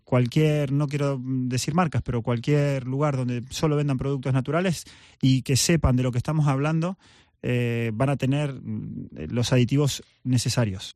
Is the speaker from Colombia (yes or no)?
no; Argentina; soy argentino